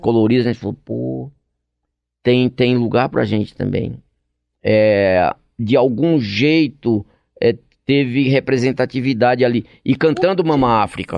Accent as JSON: {"language": "Portuguese", "country": "Brazil", "said": "eu sou do Brasil"}